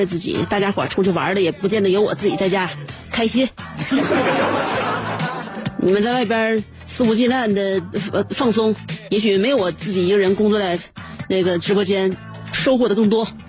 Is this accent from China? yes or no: yes; northern China, China; 就是说，作为北方人呢，你看啊，北方人长得是不开阔，高鼻大梁的